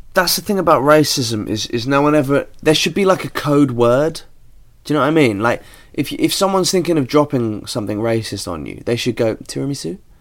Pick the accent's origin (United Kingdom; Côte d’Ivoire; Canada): United Kingdom